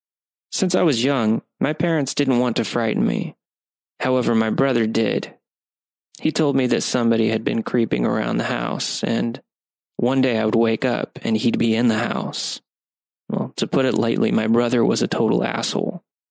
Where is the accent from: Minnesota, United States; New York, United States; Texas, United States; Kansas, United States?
New York, United States; New York City; Now, I grew up in New York City and live there to this day, and I'm not overly afraid of walking around in some of my city's more infamous areas at night